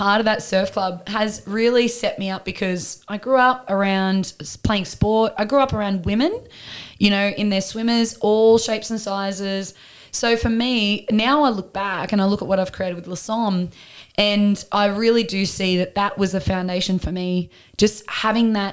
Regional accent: Newcastle, New South Wales, Australia; I'm Novocastrian, born and bred, so from Newcastle originally

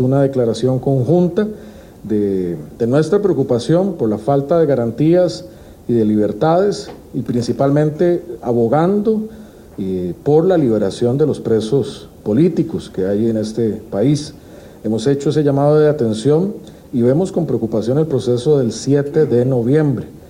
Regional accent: Costa Rica; como ciudadano costarricense

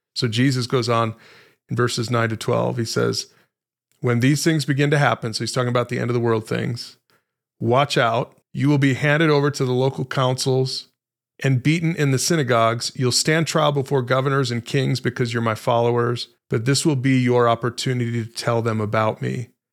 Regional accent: United States; an American Christian

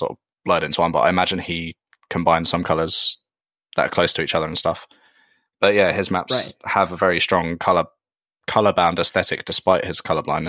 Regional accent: Surrey, South East England, United Kingdom; I live in Surrey in the UK.

